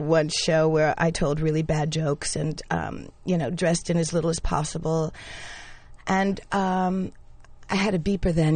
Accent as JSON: {"language": "English", "region": "New York", "country": "United States", "tie": "born or raised there", "also_born_or_lived": "Panama", "said": "I grew up in the West Village"}